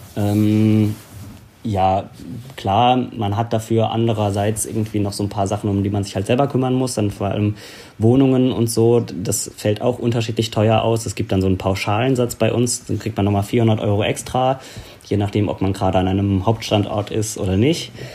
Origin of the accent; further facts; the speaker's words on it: Bad Kreuznach, Rhineland-Palatinate, Germany; also born or lived in Gensingen / Berlin; ich halt hier in der Ecke groß geworden bin. Also so, ja. ich komme aus Bad Kreuznach, bin da geboren